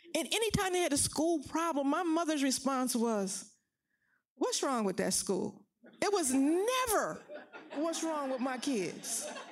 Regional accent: Philadelphia, Pennsylvania, United States; I grew up in West Philly, Pennsylvania.

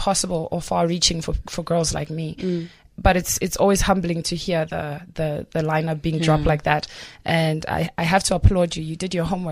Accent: Johannesburg, Gauteng, South Africa; I grew up in Johannesburg South

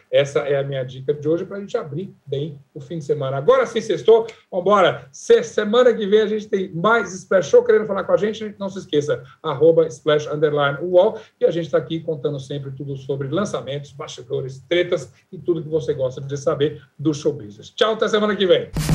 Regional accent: Uberaba, Minas Gerais, Brazil; moved away; Eu passei uma semana na minha terra, lá em Uberaba

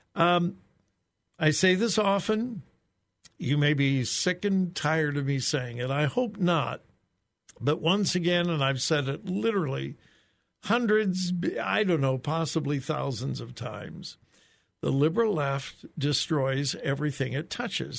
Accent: Southern California, United States; moved away; I grew up in Southern California

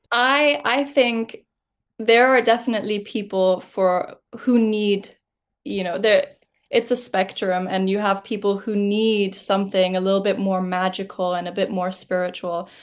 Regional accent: Switzerland; moved away; I am from Switzerland originally

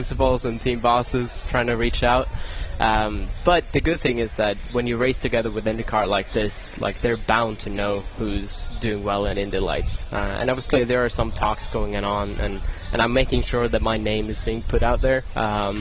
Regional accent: Sweden; also born or lived in United Kingdom; now in United States; I grew up in Sweden

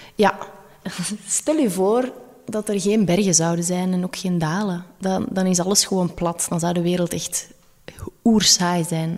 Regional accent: Belgium; dan zeg ik wel, ja, Belgium

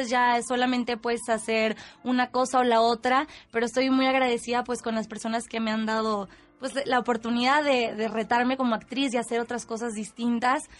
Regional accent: Tampico, Tamaulipas, Mexico; moved away; yo soy de Tampico, Tamaulipas

